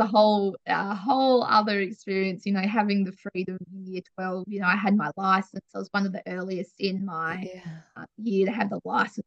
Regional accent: Wiley, Western Australia, Australia; also born or lived in Perth; now in York, Australia; We absolutely loved growing up in Wiley

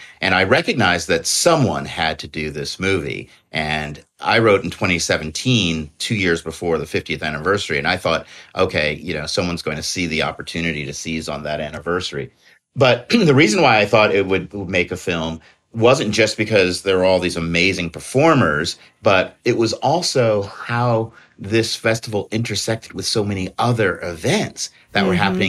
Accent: New York City, New York, United States; Having grown up in New York

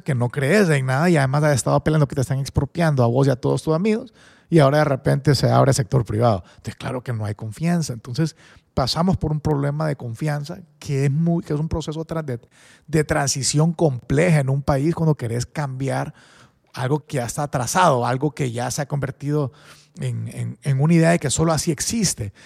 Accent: San Pedro Sula, Cortés, Honduras; also born or lived in Spain; yo crecí en San Pedro

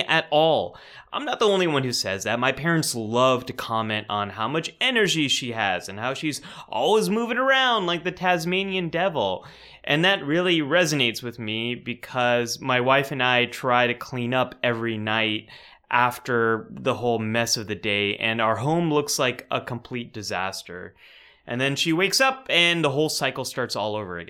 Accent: California, United States; I'm from California

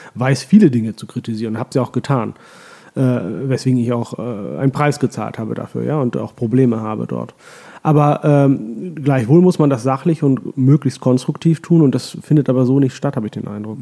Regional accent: Hollern-Twielenfleth, Lower Saxony, Germany; moved away as an adult; also born or lived in Oldenburg / Hamburg / Heilbronn / Pakistan; now in Vienna, Austria; Meine Eltern sind ja, kurz genau. nach meiner Geburt dann äh, umgezogen in ein Dorf im alten Land äh, vor den Toren Hamburgs, das heißt Holland-Wielenfleet

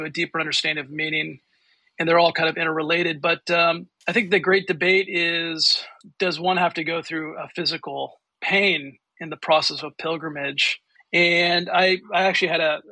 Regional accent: California, United States; So I'm also from California. I was born here, raised here

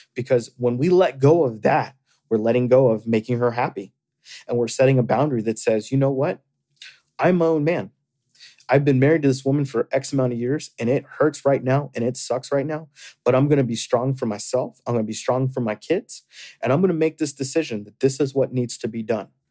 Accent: Florida, United States; moved away; I grew up in Florida

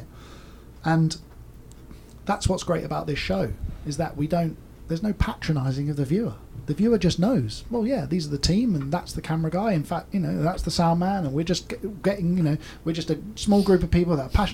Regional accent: United Kingdom; moved away as an adult; now in California, United States; I'm a British guy, car builder based in the US

